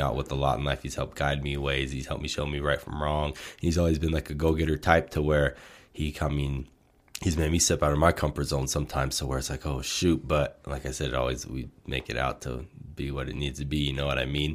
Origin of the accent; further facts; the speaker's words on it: Portland, Oregon, United States; moved away as an adult; now in Colorado, United States; we're initially from Portland, Oregon